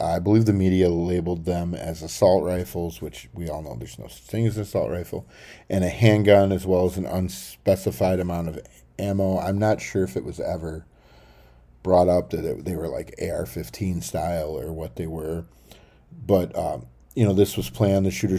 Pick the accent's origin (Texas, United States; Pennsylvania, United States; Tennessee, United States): Tennessee, United States; also born or lived in Detroit; You know, I was born in Detroit, but then moved to Tennessee. The Midwest just isn't me.